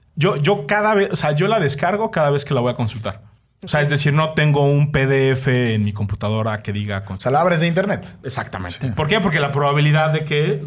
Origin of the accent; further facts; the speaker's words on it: Mexico; Soy un mal, mexicano